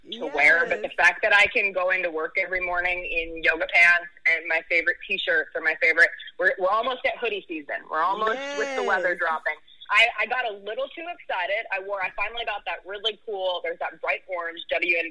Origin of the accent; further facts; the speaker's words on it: Highlands Ranch, Colorado, United States; also born or lived in Perrysburg, Ohio; now in Memphis, United States; I grew up in a city called Highlands Ranch, Colorado, which is about 20 minutes south of Denver